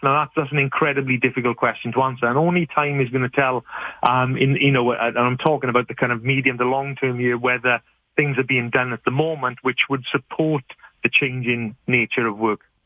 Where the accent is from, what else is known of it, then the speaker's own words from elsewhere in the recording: United Kingdom; moved away as an adult; now in Canada; As you can probably tell from my accent, I'm, I'm a new settler to, to Canada and I'm from the UK